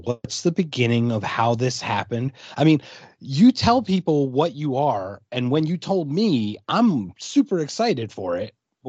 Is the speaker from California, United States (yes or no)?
no; Pennsylvania, United States; now in Phoenix, United States; I'm in Pennsylvania, or I'm from Pennsylvania, but I'm in Arizona